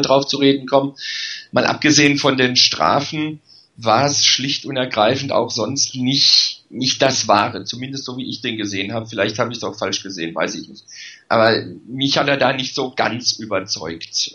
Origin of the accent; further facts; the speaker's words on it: Karlsruhe, Baden-Württemberg, Germany; weil ich in Karlsruhe geboren bin